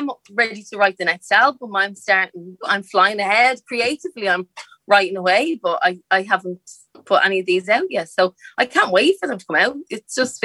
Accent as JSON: {"language": "English", "town": "Dublin", "region": "Leinster", "country": "Ireland", "tie": "born or raised there", "said": "I grew up in a place called the Liberties"}